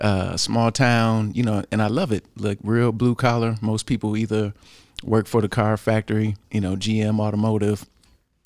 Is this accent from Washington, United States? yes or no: no; Lansing, Michigan, United States; I grew up in Michigan and Lansing, the same little town